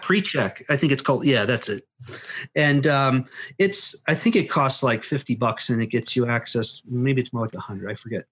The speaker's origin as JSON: {"language": "English", "country": "United States", "said": "as an American"}